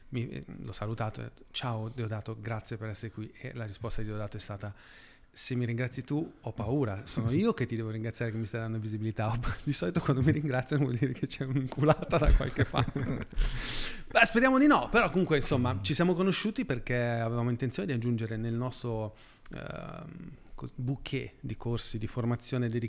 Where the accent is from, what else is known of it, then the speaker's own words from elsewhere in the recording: Milan, Lombardy, Italy; io sono di Milano.